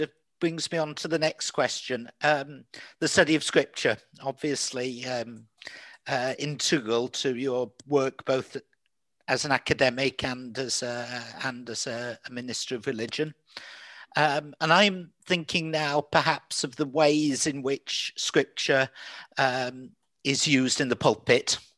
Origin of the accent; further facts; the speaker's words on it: England, United Kingdom; I'm an English person too, but a fluent Welsh speaker as well.